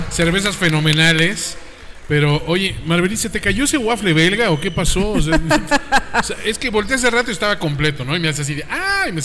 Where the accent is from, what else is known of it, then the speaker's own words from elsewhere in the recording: northern Italy, Italy; Spanish is a second language; yo soy, obviamente, italiano más como del norte, ¿no?